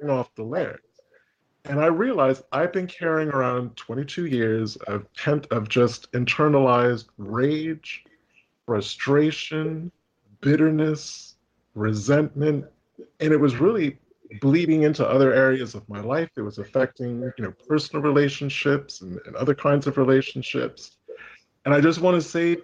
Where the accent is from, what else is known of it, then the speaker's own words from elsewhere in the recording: Connecticut, United States; moved away as an adult; also born or lived in United Kingdom / Boston; I was born in Connecticut. So I grew up in a fairly, a moderately affluent town